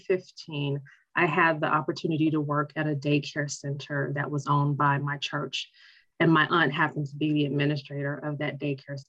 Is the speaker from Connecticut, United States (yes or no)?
no; Arkansas, United States; also born or lived in Chicago, Illinois; They kind of know the Arkansas part